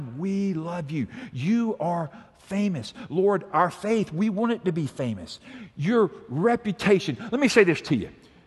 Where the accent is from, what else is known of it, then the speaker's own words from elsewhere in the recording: Montgomery, Alabama, United States; we grew up here in Montgomery, and we lived over somewhere in East Montgomery